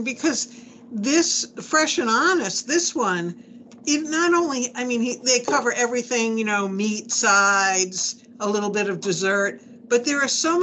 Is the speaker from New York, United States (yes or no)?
yes; Long Island, New York, United States; I come from Long Island